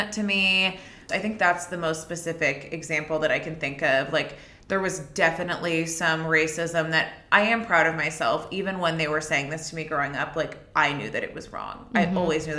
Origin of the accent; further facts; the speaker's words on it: Orange County, California, United States; I grew up in Orange County.